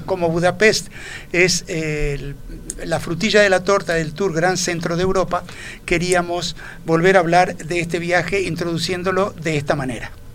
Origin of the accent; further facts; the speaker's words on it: Uruguay; nuestro paisito